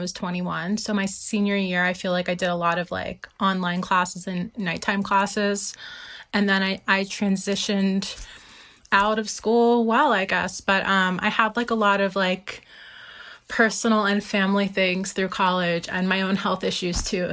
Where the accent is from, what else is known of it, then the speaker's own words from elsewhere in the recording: New Jersey, United States; moved away; also born or lived in New York City; I'm from South Jersey. I grew up, like, 10 minutes outside Philadelphia